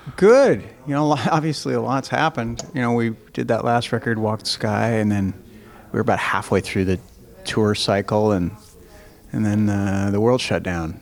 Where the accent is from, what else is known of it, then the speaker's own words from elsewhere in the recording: Spokane, Washington, United States; my hometown in spokane